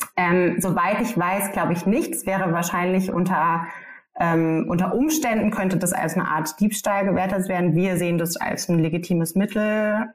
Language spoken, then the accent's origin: German; Germany